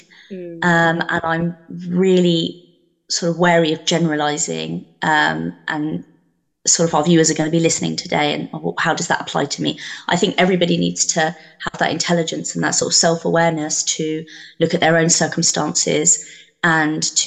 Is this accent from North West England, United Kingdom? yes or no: no; Luton, East of England, United Kingdom; Born and brought up in Luton, lived in Luton all my life.